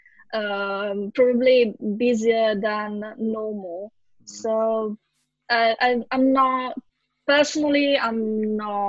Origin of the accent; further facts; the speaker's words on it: Italy; moved away; in my home country